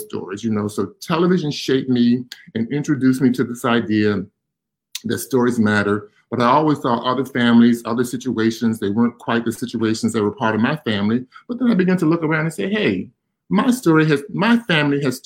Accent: Virginia, United States; now in Pittsburgh, United States; I grew up in Virginia

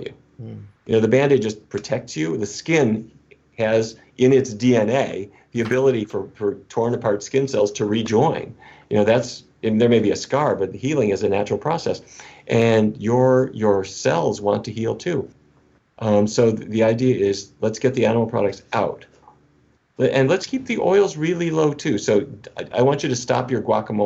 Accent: North Dakota, United States; I grew up in North Dakota.

